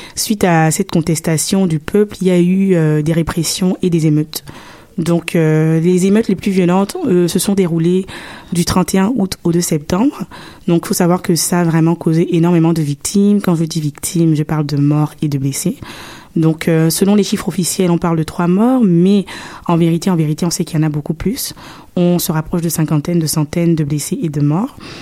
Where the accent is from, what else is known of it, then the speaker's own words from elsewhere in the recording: Libreville, Estuaire, Gabon; also born or lived in Canada (born) / Oyem, Woleu-Ntem; now in Montreal, Canada; j'ai vécu à Libreville, au Gabon. Donc, euh, c'est la capitale du Gabon